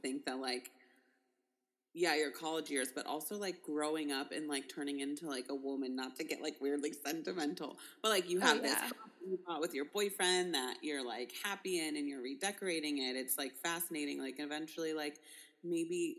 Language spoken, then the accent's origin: English; Ohio, United States; I'm from Ohio